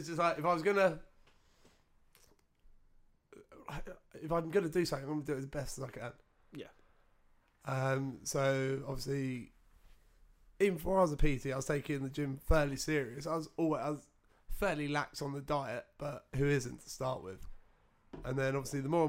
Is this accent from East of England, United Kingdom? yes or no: yes; Essex, East of England, United Kingdom; we grew up in Essex